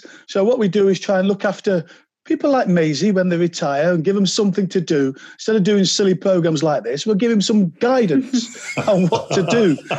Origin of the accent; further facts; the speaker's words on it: Nottingham, East Midlands, United Kingdom; born and bred in Nottingham, yes.